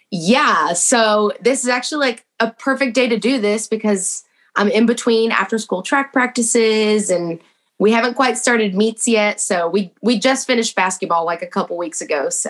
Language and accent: English; Texas, United States; It's like, man, I'm from Texas and I can't root against those Cowboys.